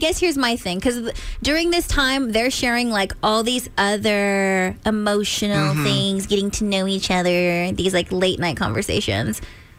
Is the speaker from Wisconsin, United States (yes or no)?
no; California, United States; now in Maryland, United States; I grew up in California, and everyone always says it's like L.A., L.A. Nah.